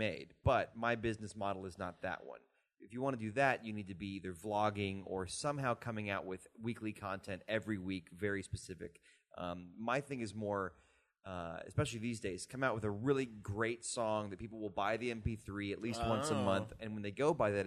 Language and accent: English; Texas, United States; moved away as an adult; now in New York, United States; I was very new to New York, but I had lived in Texas my whole life